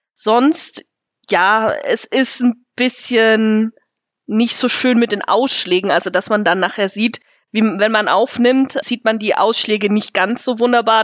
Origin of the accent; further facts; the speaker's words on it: Nersingen, Bavaria, Germany; Ich komme hier aus der Gemeinde Nersingen.